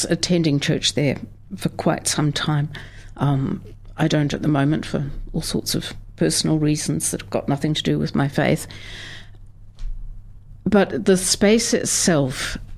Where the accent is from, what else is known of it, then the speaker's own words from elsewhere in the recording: Southland, New Zealand; now in Dunedin, New Zealand; I grew up in very rural, very flat Southland